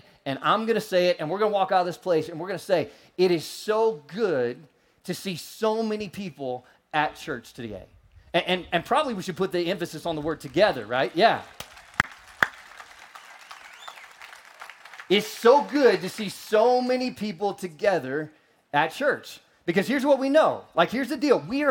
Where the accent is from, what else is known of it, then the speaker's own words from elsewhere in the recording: St. Louis, Missouri, United States; moved away; I was born in St. Louis